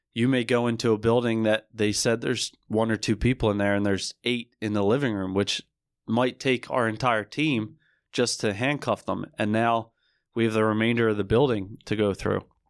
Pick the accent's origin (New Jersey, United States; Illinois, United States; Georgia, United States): New Jersey, United States; Barrington; I grew up in Barrington, New Jersey, which is a small town, more specifically in Camden County.